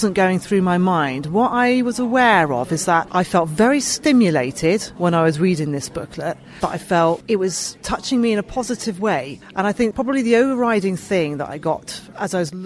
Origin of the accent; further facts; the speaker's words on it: Bath, South West England, United Kingdom; moved away as an adult; also born or lived in Cheltenham; I was born in Bath, near Bristol, and so that was where I was brought up